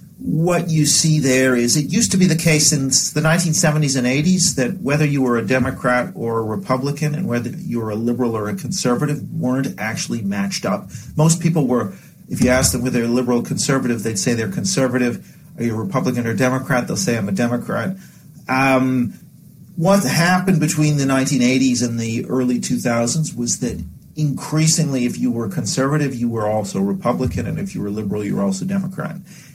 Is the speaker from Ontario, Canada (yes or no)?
no; Vancouver, British Columbia, Canada; Then growing up in Vancouver, like a number of places in North America where you had a quite rapid ethnic change in the sort of 80s, 90s, so on